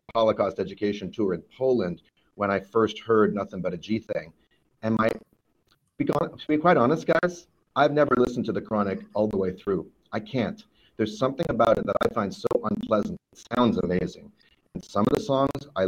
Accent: Vancouver, British Columbia, Canada; growing up in Vancouver, Canada

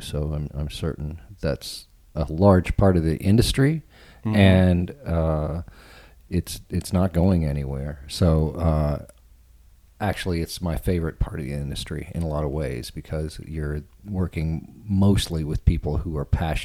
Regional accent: Texas, United States; Growing up in Texas, I was lucky enough to live near

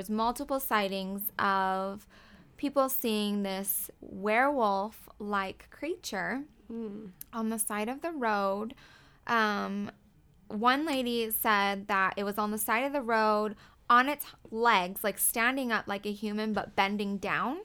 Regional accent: Elkhorn, Wisconsin, United States; moved away as an adult; I grew up in Elkhorn, Wisconsin, which is where the beast was sighted. I grew up my whole life there

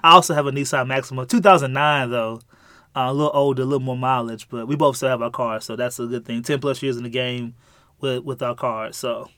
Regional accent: St. Louis, Missouri, United States; I born and raised in, uh, Saint Louis, Missouri

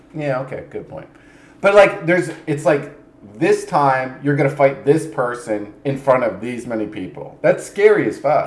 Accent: New Jersey, United States; also born or lived in New York City; I'm from Jersey

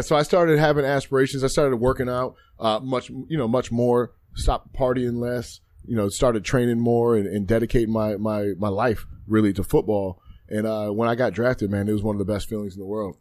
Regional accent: Spokane, Washington, United States; growing up, you know, in, in Washington State, I'm from Eastern Washington, Spokane to be exact

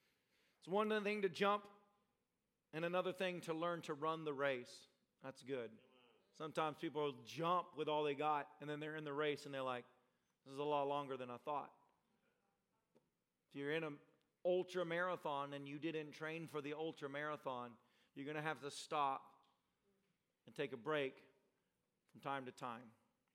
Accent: Nashville, Tennessee, United States; also born or lived in Tampa, United States; when I went to Bible college in Tampa, Florida, I came from Nashville, Tennessee.

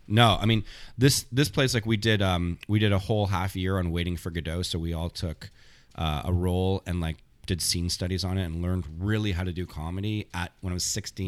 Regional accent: Thornhill, Ontario, Canada; moved away as an adult; also born or lived in Montreal; when I grew up in Thornhill, I left when I was eighteen

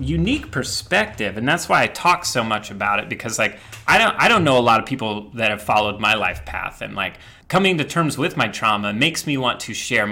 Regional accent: Midwest, United States; I grew up in the Midwest

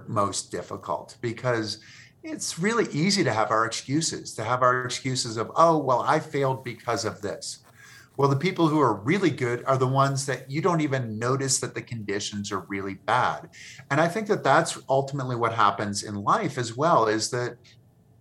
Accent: Massachusetts, United States; I grew up in Massachusetts

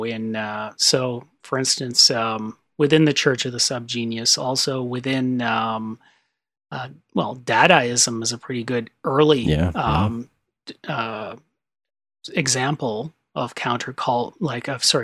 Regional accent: Canada; I'm Canadian.

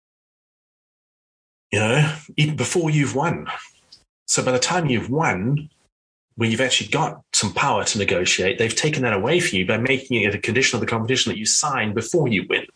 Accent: South Africa; I grew up in South Africa

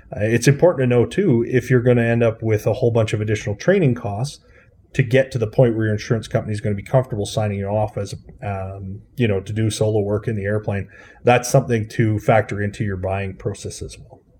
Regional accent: Swift Current, Saskatchewan, Canada; I grew up in Saskatchewan in, uh, a town called Swift Current

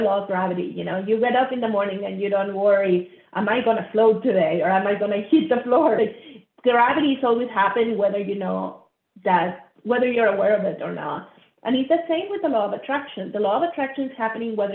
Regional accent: Monterrey, Nuevo León, Mexico; I grew up middle class in Monterrey, Mexico.

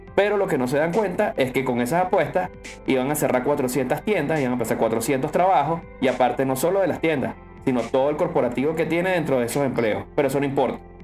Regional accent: Venezuela; somos venezolanos

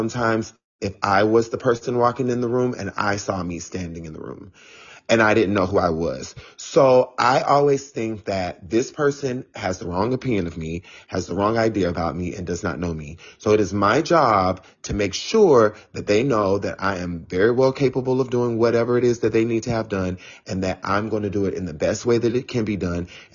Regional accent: Florida, United States; moved away as an adult; also born or lived in South Carolina / Tampa, Florida / Washington, District of Columbia, United States; now in New York City, United States; I was born in South Carolina, so I am South Carolina all the way, but I grew up in Florida, so I am a Florida, like, I love the fact that I grew up in Florida, and I lived in DC for 13 years

